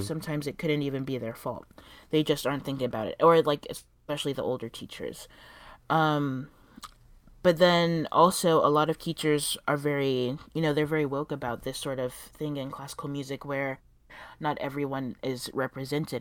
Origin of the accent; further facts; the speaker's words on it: South Florida, United States; moved away as an adult; now in New York City, United States; I'm originally from South Florida